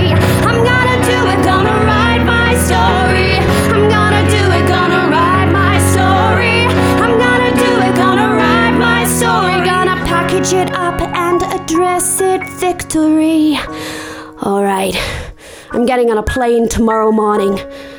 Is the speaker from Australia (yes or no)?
yes; Tasmania, Australia; accent: very country; I'm from Tasmania.